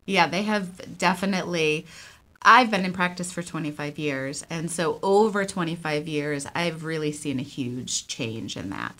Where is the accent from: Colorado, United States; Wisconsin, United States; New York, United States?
New York, United States; Buffalo; moved away as an adult; now in Portland, United States; I am originally from Buffalo, New York. I am a transplant here. I've been here for about 25 years